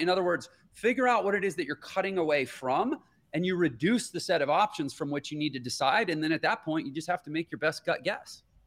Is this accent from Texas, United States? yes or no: yes; Houston, Texas, United States; I grew up in Houston, Texas